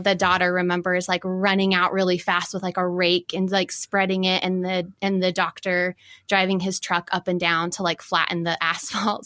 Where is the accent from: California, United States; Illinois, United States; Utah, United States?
Utah, United States; Farmington; also born or lived in New York; I grew up in Farmington and now I'm in Salt Lake